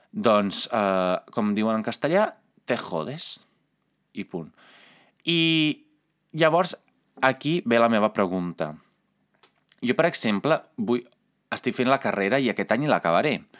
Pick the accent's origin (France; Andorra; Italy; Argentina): Italy; Catalan is a second language; moved away as an adult; now in Catalonia, Spain; com a italià, com a persona comunitària